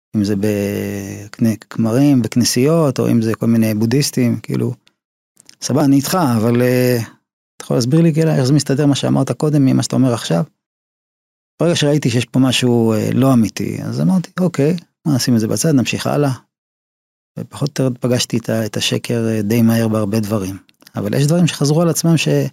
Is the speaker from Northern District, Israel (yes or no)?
no; Ramat Gan, Tel Aviv District, Israel; also born or lived in Haifa; למדתי בבתי ספר אה, תיכוניים כמו בליך, רמת חן, רמת גן, גבעתיים